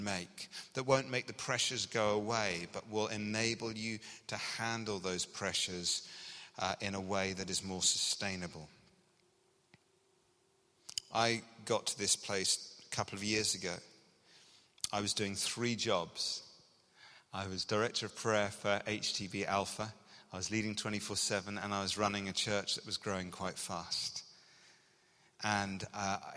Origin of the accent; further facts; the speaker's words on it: England, United Kingdom; now in Scotland, United Kingdom; as you can hear from my accent, I grew up in England